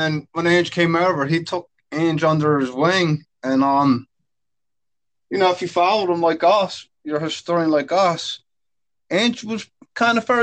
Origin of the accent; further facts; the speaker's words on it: Philadelphia, Pennsylvania, United States; I grew up in Philadelphia.